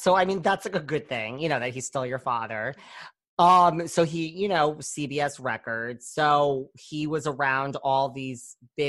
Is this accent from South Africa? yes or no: no; Orange, Connecticut, United States; I'm from Connecticut